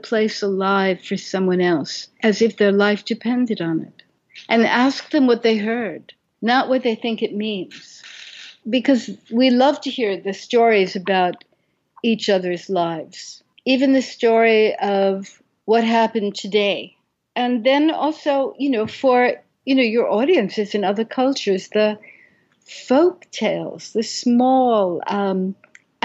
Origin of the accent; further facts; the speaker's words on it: Brooklyn, New York, United States; I was 6 years old and growing up in Brooklyn